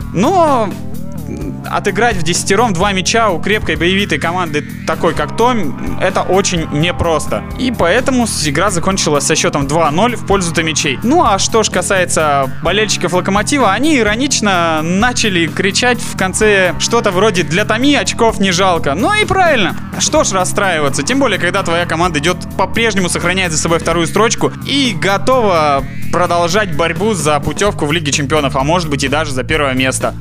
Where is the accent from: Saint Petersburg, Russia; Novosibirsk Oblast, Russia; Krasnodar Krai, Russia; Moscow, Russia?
Novosibirsk Oblast, Russia; Novosibirsk; мы были из Новосибирска